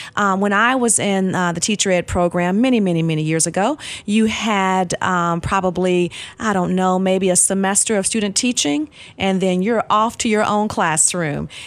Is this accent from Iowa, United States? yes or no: no; Nashville, Tennessee, United States; also born or lived in Pensacola, Florida / Georgia; now in Clarksville, United States; my family moved to Nashville, and so that's where I grew up. So I was in Nashville from kindergarten all the way up until I graduated from high school